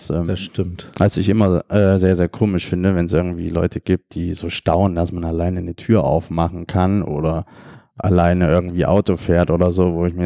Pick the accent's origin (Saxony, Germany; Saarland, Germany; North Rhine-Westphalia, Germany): Saxony, Germany; Dresden; now in Hamburg, Germany; ich komme ursprünglich aus Dresden, ähm, wohne aber jetzt schon acht Jahre in Hamburg